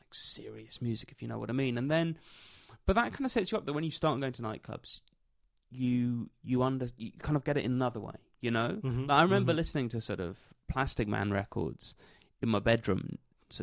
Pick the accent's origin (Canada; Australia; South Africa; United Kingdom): United Kingdom; And I grew up in Britain